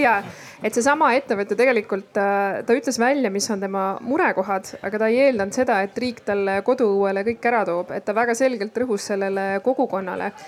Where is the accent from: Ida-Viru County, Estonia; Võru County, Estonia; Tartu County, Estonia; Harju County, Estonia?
Ida-Viru County, Estonia; ma Ida-Virumaalt ise pärit olen